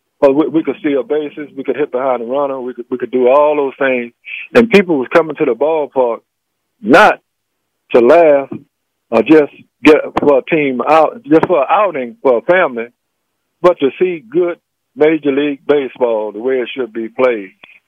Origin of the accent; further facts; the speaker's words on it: Mobile, Alabama, United States; Here I am, a country boy from Mobile, Africa town, and I'm catching the last out in a World Series.